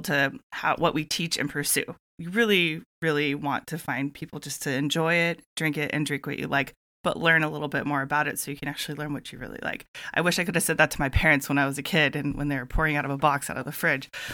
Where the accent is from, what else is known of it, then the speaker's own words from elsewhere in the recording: Santa Barbara, California, United States; Growing up in Santa Barbara